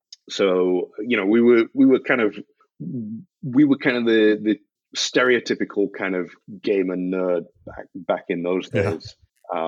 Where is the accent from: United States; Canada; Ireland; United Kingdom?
United Kingdom; Scotland; also born or lived in Yorkshire; growing up in Scotland is it's culturally very different. So like Highland country dancing was a thing that we learned in school, which was weird for me as like a guy moving up from kind of Yorkshire to this place